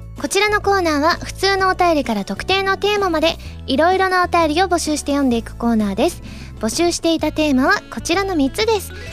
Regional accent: Kansai, Japan; accent: Kansai dialect; 確かに関西人ですから

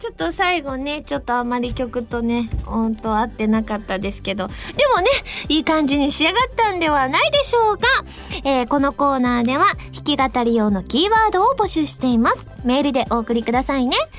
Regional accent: Kansai, Japan; accent: Kansai-ben; 関西弁で披露させていただきたいと思いますはあやっぱり海は関西弁が落ち着くなあ

